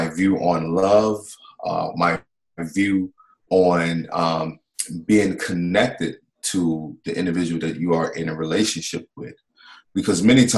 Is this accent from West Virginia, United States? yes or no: no; Mississippi, United States; I grew up in the South in Mississippi.